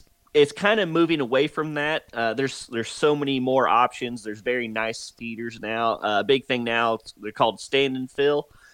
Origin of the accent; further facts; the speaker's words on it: Texas, United States; also born or lived in Oklahoma; I'm originally from North Texas and then moved to Oklahoma.